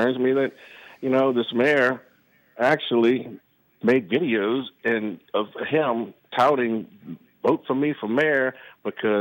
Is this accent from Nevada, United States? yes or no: no; Terrebonne Parish, Louisiana, United States; moved away as an adult; also born or lived in New Orleans; now in Mandeville, United States; I'm born and raised in Terrebonne, Parish, home of Louisiana. Wonderful childhood there, born on the bayou